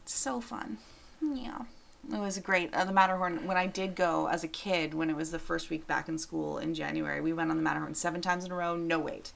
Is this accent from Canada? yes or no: yes; Canada; I'm Canadian.